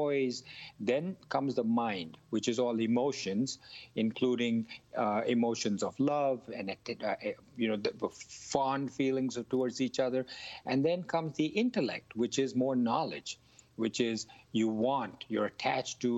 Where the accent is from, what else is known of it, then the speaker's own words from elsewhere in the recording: India; I grew up in India